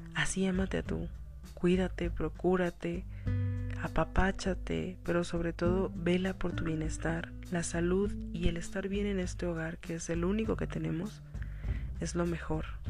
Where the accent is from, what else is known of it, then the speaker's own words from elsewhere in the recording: northern Mexico, Mexico; yo soy una persona que soy nacida en el DF pero criada en el norte.